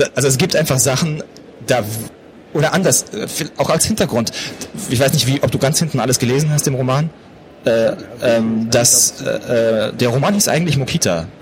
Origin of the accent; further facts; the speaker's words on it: Pforzheim, Baden-Württemberg, Germany; Ich bin auch in Pforzheim groß geworden.